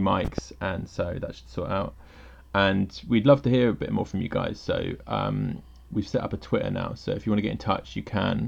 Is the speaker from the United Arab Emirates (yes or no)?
no; England, United Kingdom; now in Tokyo, Japan; I'm an English guy that lives in Tokyo